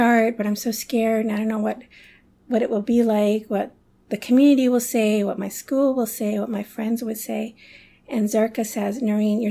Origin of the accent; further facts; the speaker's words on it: Toronto, Ontario, Canada; also born or lived in London / Karachi / Chicago; now in Toronto, Canada; I was born in London, but my family, when I was 5 years old, we moved to Toronto, to Canada